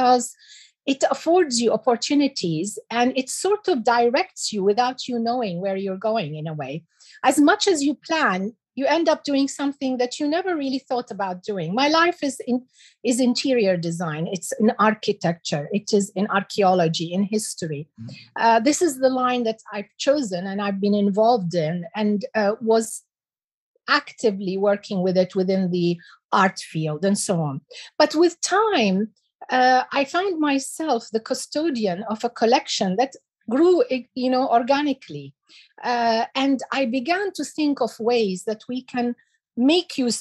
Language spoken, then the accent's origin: English; United Arab Emirates; also born or lived in Iraq; I came to the UAE and I grew up in the UAE